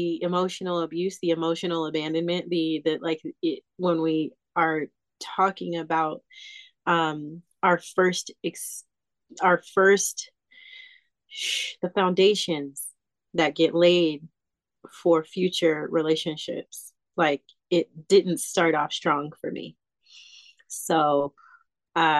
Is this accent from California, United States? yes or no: yes; Southern California, United States; also born or lived in Calabasas / Pasadena / Altadena; growing up in Calabasas and in Pasadena and Altadena and all of those places, like in Southern California.